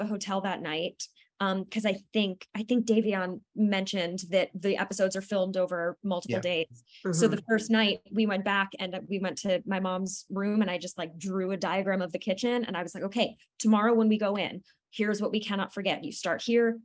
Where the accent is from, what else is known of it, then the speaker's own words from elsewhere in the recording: New Jersey, United States; Also born and raised in New Jersey